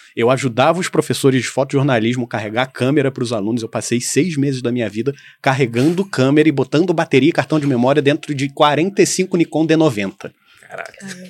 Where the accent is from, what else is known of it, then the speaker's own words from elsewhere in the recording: Petrópolis, Rio de Janeiro, Brazil; moved away as an adult; eu sou petropolitano, nascido e criado aqui.